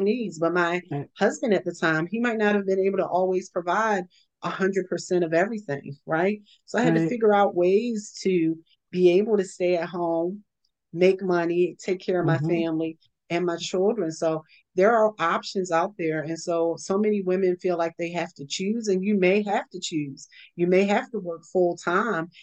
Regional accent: Baltimore, Maryland, United States; moved away; I'm originally from Baltimore years ago.

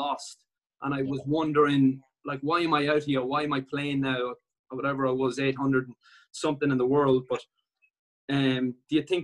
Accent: Ireland; one of the big things for an Irish tennis player is to play Davis Cup

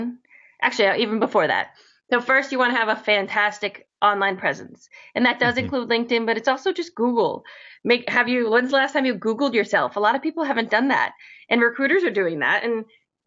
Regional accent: Northern Connecticut, United States; I'm from actually Northern Connecticut

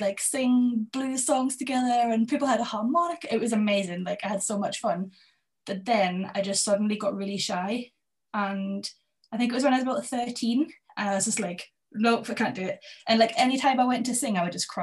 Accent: Berwick-upon-Tweed, North East England, United Kingdom; also born or lived in Edinburgh; I grew up in Berwick

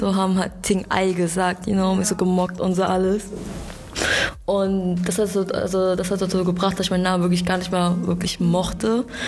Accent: Germany; Ich bin hier in Deutschland geboren. Ich bin in Deutschland aufgewachsen

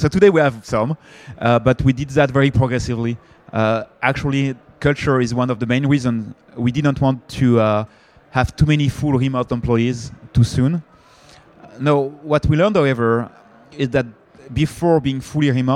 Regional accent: France; accent: French; English is a second language; I'm French, I guess my accent, I cannot hide my accent.

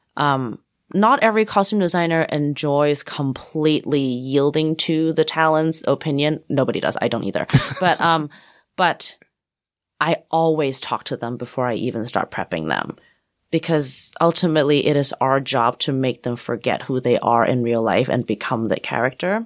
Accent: Hong Kong; moved away; also born or lived in Texas; I grew up mostly in Hong Kong before the handover

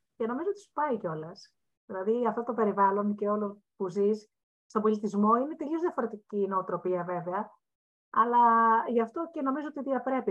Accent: Missolonghi, Western Greece, Greece; κατάγομαι από το Μεσολόγγι

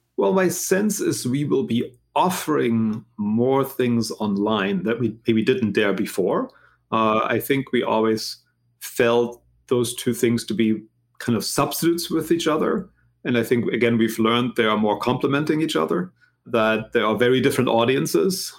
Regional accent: Germany; English is a second language; moved away as an adult; also born or lived in United States; now in Philadelphia, United States; as you can maybe hear from my accent. I'm not originally from this country. I'm actually from Germany, but I've been in this country now for a really long time. Uh, basically, left after high school.

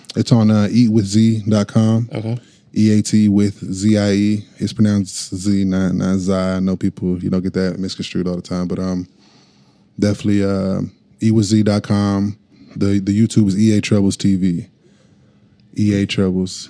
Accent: Norman, Oklahoma, United States; I am from Norman. Yes, ma'am. born and raised.

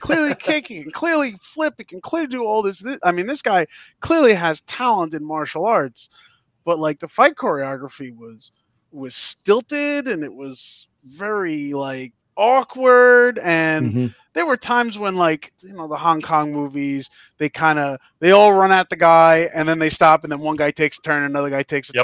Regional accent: Long Island, New York, United States; I'm from Long Island, so I went to New York City all the time.

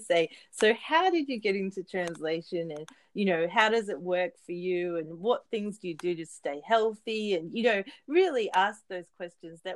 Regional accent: Sunshine Coast, Queensland, Australia; now in Saitama, Japan; I'm from the Sunshine Coast in Australia

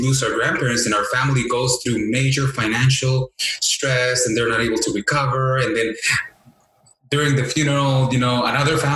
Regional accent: Mexico; I was raised in Mexico, so I remember, in elementary school, building altars

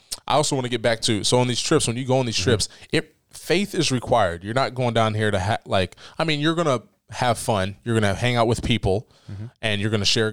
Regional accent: Ohio, United States; I'm from Ohio.

